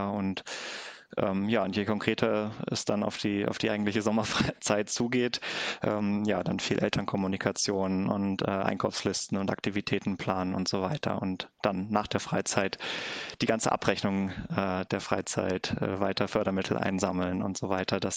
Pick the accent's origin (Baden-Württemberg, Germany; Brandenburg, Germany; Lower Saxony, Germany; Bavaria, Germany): Lower Saxony, Germany; Clausthal; bin aber seit ja, 15 Jahren ungefähr in meiner Heimat in Klausthal ehrenamtlich aktiv